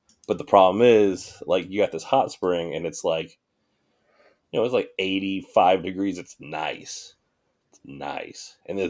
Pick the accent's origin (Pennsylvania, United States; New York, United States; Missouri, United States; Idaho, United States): Missouri, United States; growing up in Missouri